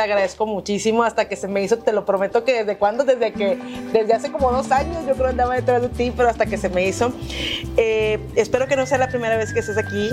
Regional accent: Monterrey, Nuevo León, Mexico; Como buena regia y como buen regio

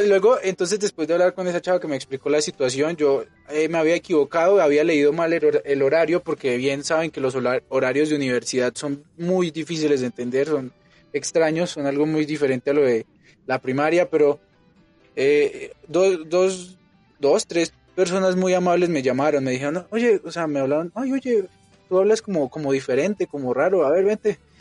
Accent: Colombia; now in Mexico; Yo sí soy colombiano.

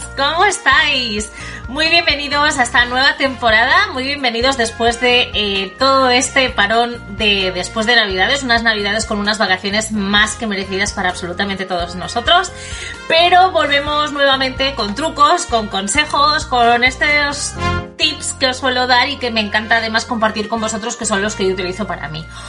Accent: Bilbao, Basque Country, Spain; now in United States; Yo soy de Bilbao, aunque estoy en Estados Unidos como todos sabéis

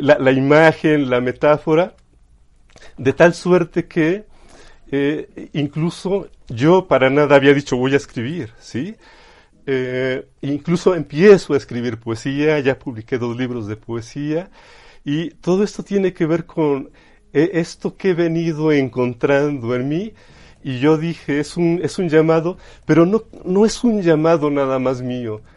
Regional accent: Chachapa, Puebla, Mexico; Sí, yo soy originario de Chachapa, Chachapa Puebla, ¿sí? que está, no sé, ya actualmente a unos 25 minutos de lo que es el centro histórico. ¿sí? Entonces, yo crecí en el campo

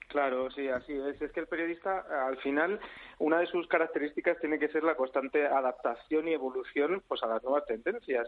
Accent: Almería, Andalusia, Spain; moved away; en mi provincia, yo nací en Almería

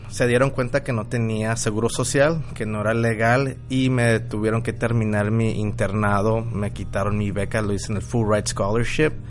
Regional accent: Guadalajara, Jalisco, Mexico; now in Phoenix, United States; tengo 35 años y soy originario de Guadalajara. Soy tapatío, pero me considero Phoenician y soy dueño de varios negocios aquí locales en Phoenix, Arizona.

